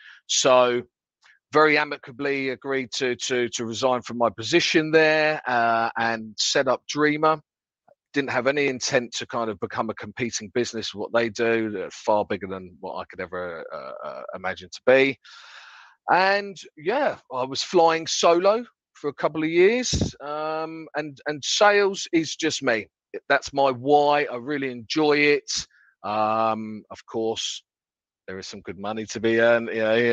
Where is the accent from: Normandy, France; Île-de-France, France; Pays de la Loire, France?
Île-de-France, France; Paris; born there; That's French because I was born in Paris.